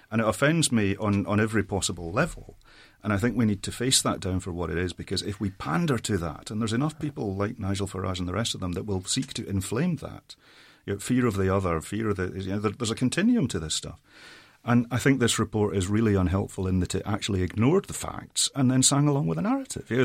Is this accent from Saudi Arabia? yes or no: yes; Saudi Arabia; I grew up in Saudi Arabia as an immigrant myself. My folks are still in the Middle East.